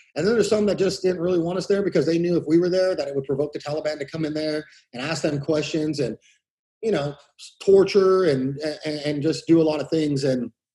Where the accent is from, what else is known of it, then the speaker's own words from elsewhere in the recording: Exeter, California, United States; I grew up in Exeter, a small city in Tulare County, uh, um, probably like about 45 minutes south of uh, Fresno